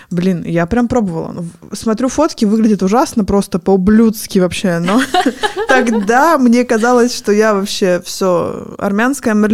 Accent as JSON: {"language": "Russian", "country": "Armenia", "said": "А я не знаю, откуда такое мнение, что раз я армянка, то мне нужно делать черные брови."}